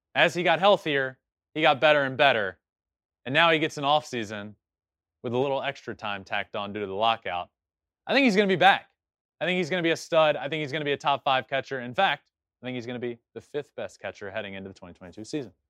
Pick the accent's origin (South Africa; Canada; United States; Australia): United States; Virginia; my home state of Virginia